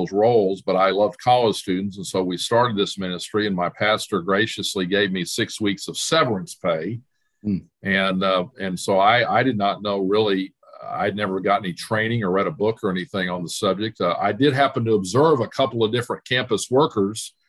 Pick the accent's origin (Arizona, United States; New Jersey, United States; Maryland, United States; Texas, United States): Texas, United States; Dallas; moved away as an adult; also born or lived in Arkansas; I was born in Dallas and grew up there